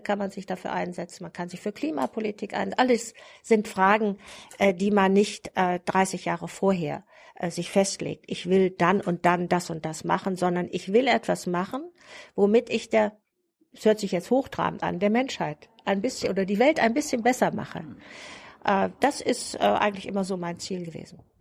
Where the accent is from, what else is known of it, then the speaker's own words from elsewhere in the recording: Germany; moved away as an adult; also born or lived in West Berlin; ich kam ja aus dem Bundesgebiet, ich hatte einen westdeutschen Pass